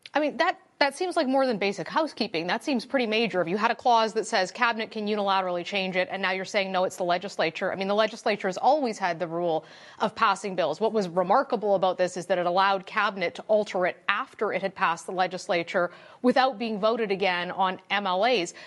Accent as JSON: {"language": "English", "region": "Alberta", "country": "Canada", "said": "I'm from Alberta"}